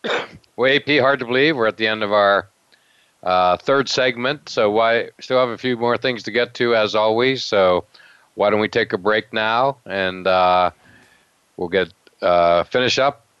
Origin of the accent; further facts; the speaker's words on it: Pennsylvania, United States; now in Boston, United States; I'm from Pennsylvania, so I've always liked Villanova.